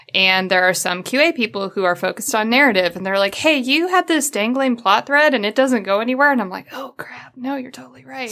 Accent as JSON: {"language": "English", "region": "Midwest", "country": "United States", "said": "I'm from the Midwest"}